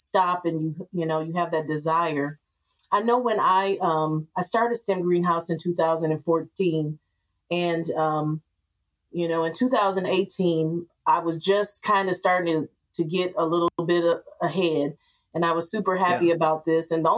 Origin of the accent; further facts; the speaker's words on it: Grand Rapids, Michigan, United States; moved away; I came back to Grand Rapids. I'm from Grand Rapids